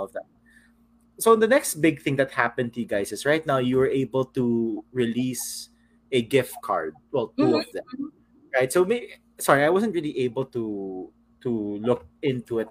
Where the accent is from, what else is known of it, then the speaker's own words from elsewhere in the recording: San Juan, Metro Manila, Philippines; I'm from Green Hills